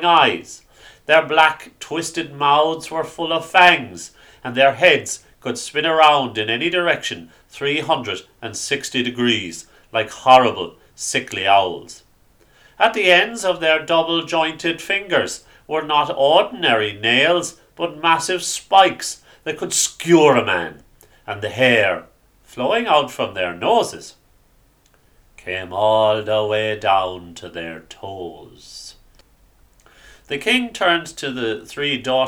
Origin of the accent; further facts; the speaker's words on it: Ireland; Growing up in Ireland in the 90s, you often studied the stories of na Fine in school